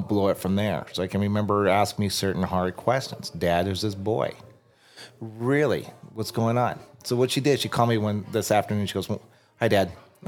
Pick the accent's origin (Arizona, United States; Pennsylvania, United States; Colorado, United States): Arizona, United States; Tucson; I'm from Tucson.